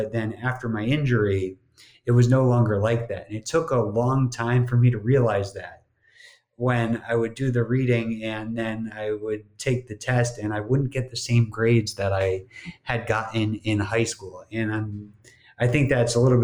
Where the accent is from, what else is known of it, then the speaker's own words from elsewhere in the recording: New Jersey, United States; moved away as an adult; also born or lived in Miami; growing up in New Jersey